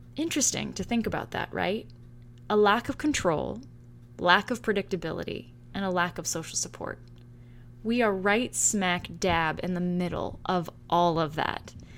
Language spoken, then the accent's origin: English; San Francisco, California, United States; now in Salem, United States; I'm originally from the Bay Area in San Francisco, California